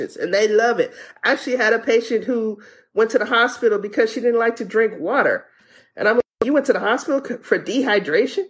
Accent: Louisiana, United States; moved away; I'm from Louisiana

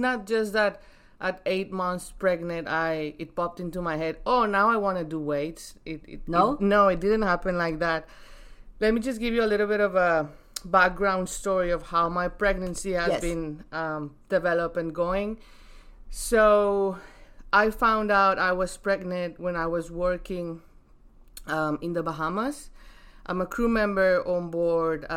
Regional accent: Mexico; My heritage, but I'm from Mexico

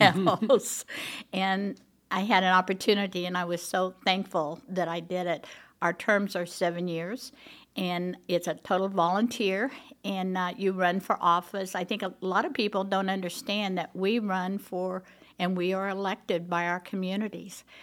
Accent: Tulsa, Oklahoma, United States; moved away as an adult; also born or lived in California; now in Broken Arrow, United States; I grew up in Tulsa

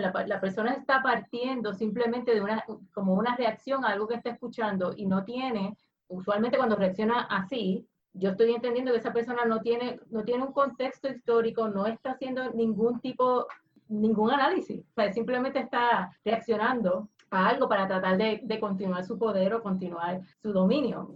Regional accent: Puerto Rico; como latinos, eh, como puertorriqueños

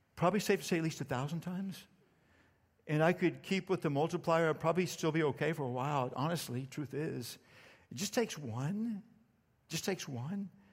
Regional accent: Starr County, Texas, United States; I grew up in Starr County, Texas, deep South Texas

